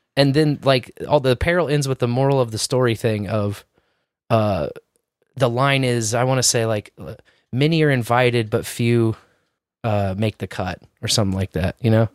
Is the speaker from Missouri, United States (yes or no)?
yes; Kansas City, Missouri, United States; as a tribesman in Miccosay, growing up in Scouts, we had this honor camping program unique to this area called the Tribe of Miccosay